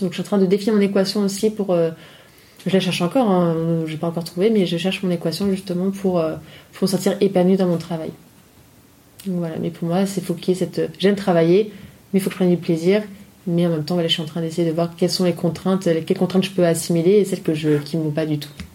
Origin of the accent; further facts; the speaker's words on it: Nice, Provence-Alpes-Côte d'Azur, France; moved away as an adult; also born or lived in Paris; je suis donc originaire de Nice.